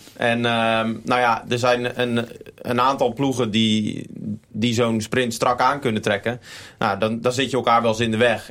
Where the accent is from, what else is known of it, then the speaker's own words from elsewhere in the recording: Gouda, South Holland, Netherlands; also born or lived in Utrecht; now in Groningen, Netherlands; ik ben hier in de stad geboren. En, maar ik ben eigenlijk opgegroeid in Gouda